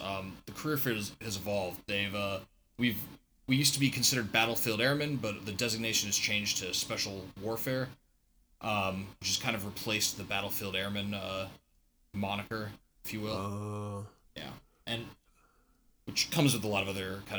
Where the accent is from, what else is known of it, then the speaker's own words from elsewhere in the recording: Northern Virginia, United States; I grew up in Northern Virginia